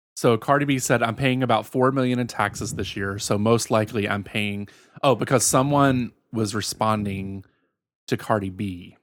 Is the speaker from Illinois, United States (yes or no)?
no; Virginia, United States; born or raised there; moved away